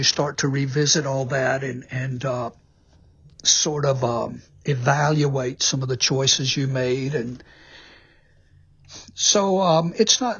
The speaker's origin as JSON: {"language": "English", "region": "Mississippi", "country": "United States", "also_born_or_lived": "New York City / Nashville", "moved": "yes", "said": "I'm from Mississippi."}